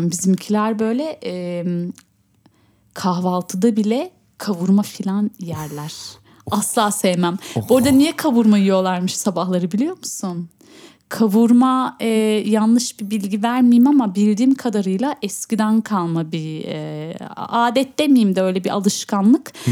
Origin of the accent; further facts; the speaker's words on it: Şanlıurfa, Turkey; Şanlıurfa. Şanlıurfalıyım.